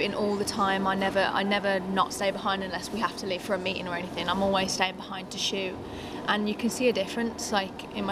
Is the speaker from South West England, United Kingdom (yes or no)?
no; Birmingham, West Midlands, United Kingdom; also born or lived in United States; now in Durham, United Kingdom; growing up in England